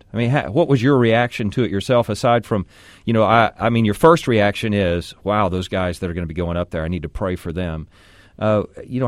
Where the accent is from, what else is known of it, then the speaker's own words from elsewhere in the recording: Texas, United States; I'm a Texan. I've lived here my entire life.